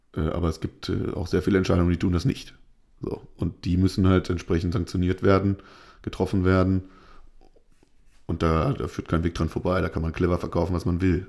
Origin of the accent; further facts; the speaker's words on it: Lower Saxony, Germany; bei uns in Niedersachsen jetzt, äh, in Norddeutschland.